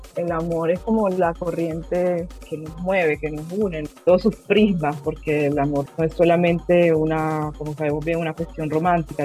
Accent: Cartagena, Bolívar, Colombia; moved away as an adult; also born or lived in Caracas, Venezuela; now in Rome, Italy; yo nací en Venezuela y me crié eh, entre Caracas y Cartagena

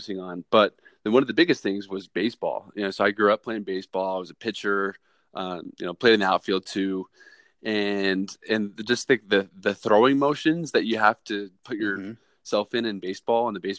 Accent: Boise, Idaho, United States; my hometown team, Boise State

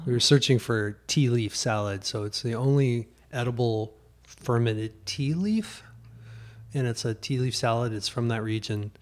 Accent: Trenton, Missouri, United States; moved away; I grew up in Missouri

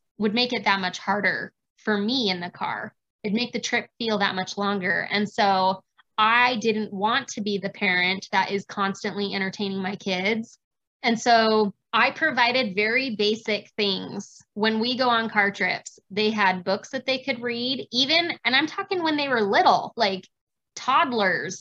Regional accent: Arizona, United States; now in Utah, United States; I grew up in Arizona.

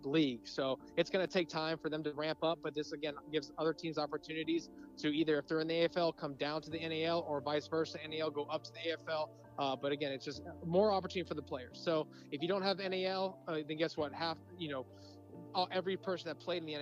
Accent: Orlando, Florida, United States; I played for my hometown professional team

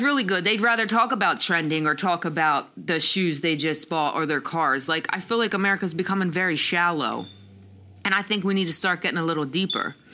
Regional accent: Pennsylvania, United States; moved away as an adult; now in Atlanta, United States; I'm from Pennsylvania. I moved to Atlanta what four years ago now

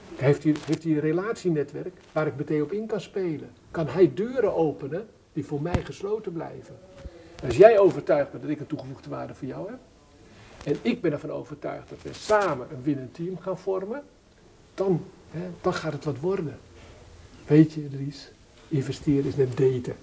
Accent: Wolphaartsdijk, Zeeland, Netherlands; ik ben geboren in Zeeland, ik ben een Zeeuw van geboorte en ik ben naar mijn geboorteplaats gegaan. Welke? Mijn geboorteplaats is Wolvaartsdijk

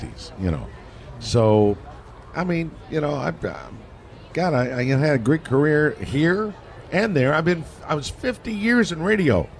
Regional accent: San Diego, California, United States; I grew up here in San Diego

